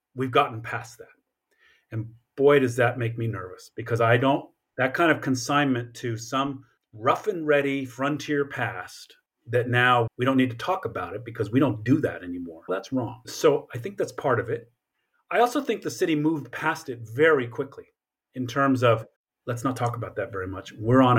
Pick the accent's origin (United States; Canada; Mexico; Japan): Japan; I grew up in part in Japan because of my father's military service.